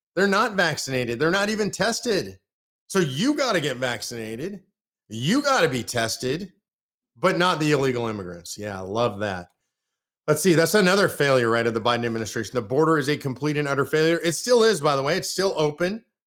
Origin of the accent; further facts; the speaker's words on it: near Sacramento, California, United States; moved away; I'm originally from California, near Sacramento